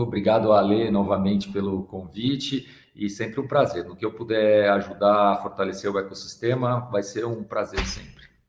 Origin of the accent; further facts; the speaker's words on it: São Paulo, Brazil; eu sou paulista